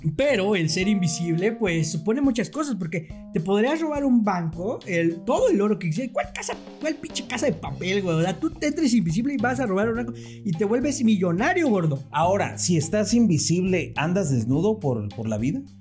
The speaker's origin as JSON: {"language": "Spanish", "country": "Mexico", "said": "como mexicanos"}